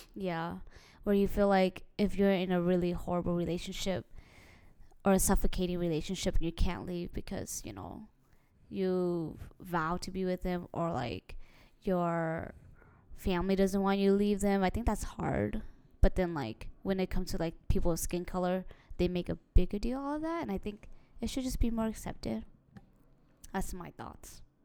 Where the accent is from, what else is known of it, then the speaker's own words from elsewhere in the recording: United States; we grew up in America